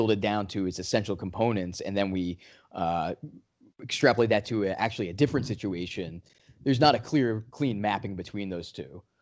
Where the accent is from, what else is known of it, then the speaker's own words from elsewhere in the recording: New England, United States; I'm from New England